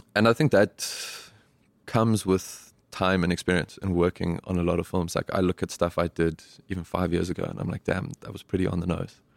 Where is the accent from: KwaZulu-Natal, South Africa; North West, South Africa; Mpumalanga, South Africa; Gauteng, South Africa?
Gauteng, South Africa; Johannesburg; moved away as an adult; now in New York, United States; We grew up in Parkview, Johannesburg